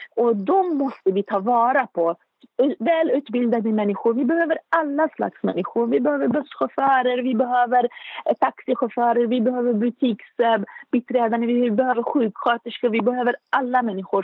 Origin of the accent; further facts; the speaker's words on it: Beirut, Beirut Governorate, Lebanon; Swedish is a second language; moved away as an adult; now in Uppsala, Sweden; Jag är född i Beirut, som sagt, i Libanon. Jag är uppväxt i en mycket företagsam eh, familj